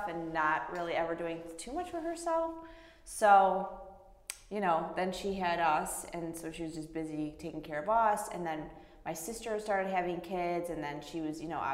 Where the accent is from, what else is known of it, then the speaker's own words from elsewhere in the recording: Lewiston, New York, United States; I was born in Lewiston, New York